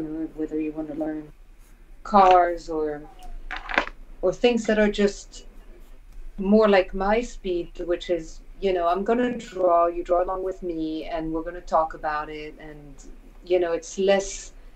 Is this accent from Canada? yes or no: no; France; moved away as an adult; also born or lived in United States; when I was a kid, growing up around the Peugeot plants, you know, the Peugeot factories